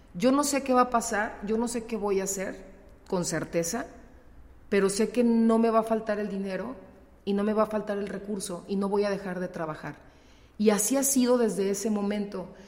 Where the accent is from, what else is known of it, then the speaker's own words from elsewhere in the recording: León, Guanajuato, Mexico; also born or lived in Torreón, Coahuila; yo nací acá en León